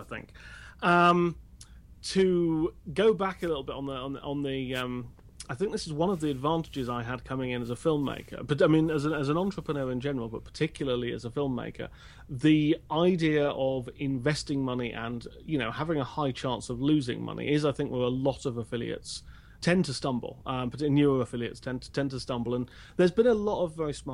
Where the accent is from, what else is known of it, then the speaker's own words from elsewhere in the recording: United Kingdom; I'm British